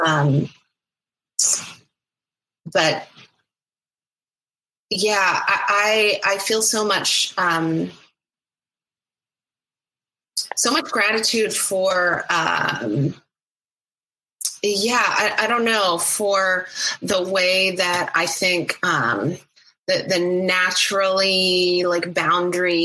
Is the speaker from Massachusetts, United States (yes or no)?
no; Oklahoma, United States; now in Seattle, United States; I grew up in Oklahoma